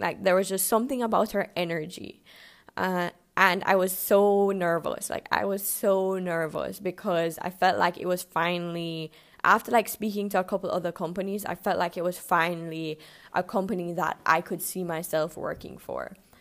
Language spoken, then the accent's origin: English; Jamaica; moved away as an adult; also born or lived in Canada; I'm born and raised in Jamaica, but I did go to university in Canada